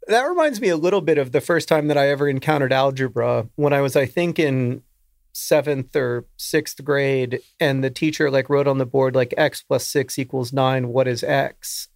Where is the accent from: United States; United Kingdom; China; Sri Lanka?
United States; the South, Southern United States; accent: Southern; my natural Southern accent